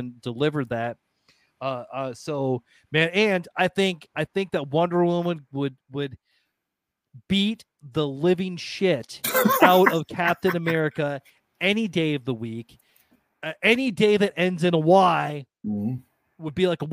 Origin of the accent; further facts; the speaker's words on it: Iowa, United States; I'm from Iowa